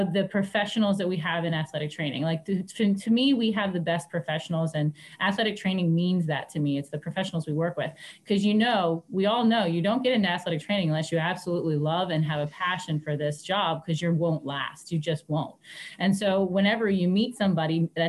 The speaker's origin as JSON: {"language": "English", "country": "United States", "tie": "born or raised there", "said": "I grew up here, so I'm back home where I grew up"}